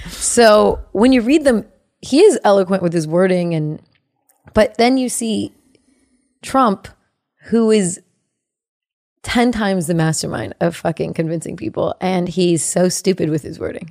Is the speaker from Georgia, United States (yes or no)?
no; Bay Area, California, United States; I'm from the Bay Area